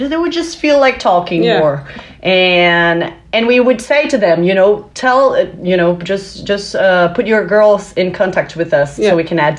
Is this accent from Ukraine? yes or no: no; Brazil; I'm from Brazil, the country of soccer